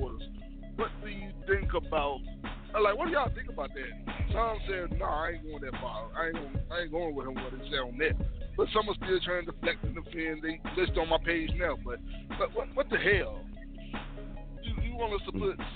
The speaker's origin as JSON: {"language": "English", "town": "Memphis", "region": "Tennessee", "country": "United States", "said": "I'm from Memphis."}